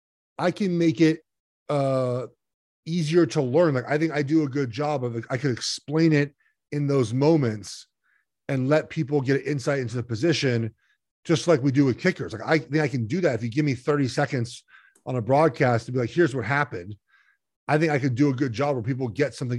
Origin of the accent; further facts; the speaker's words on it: Los Angeles, California, United States; You know, I grew up in Los Angeles, and I listened to, Vin Scully and Chick Hearn call games.